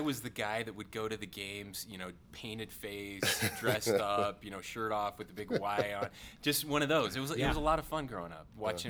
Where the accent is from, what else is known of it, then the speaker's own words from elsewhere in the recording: Fairview, Utah, United States; Yeah, Fairview, San Pete County. Six generations. We don't get out much where I'm from.